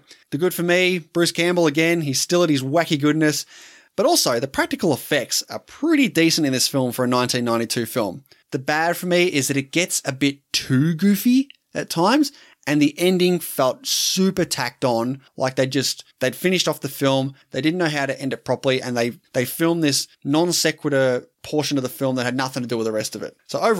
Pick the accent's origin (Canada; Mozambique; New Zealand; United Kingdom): New Zealand; It perfectly encapsulates what growing up in New Zealand in the late 80s was like.